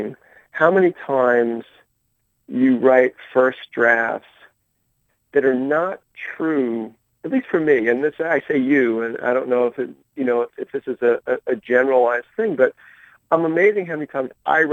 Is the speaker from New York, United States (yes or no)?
no; Marietta, Georgia, United States; my hometown of mm-hmm. Marietta, Georgia